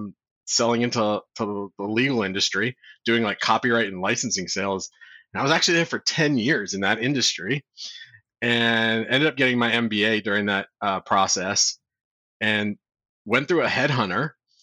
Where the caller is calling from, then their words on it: Washington, District of Columbia, United States; I'm calling in from Washington, D.C.